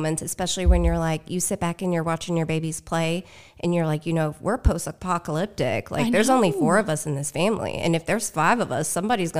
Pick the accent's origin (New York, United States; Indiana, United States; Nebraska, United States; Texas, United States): Indiana, United States; Evansville; So I am from here in Evansville. I've been here basically my whole life.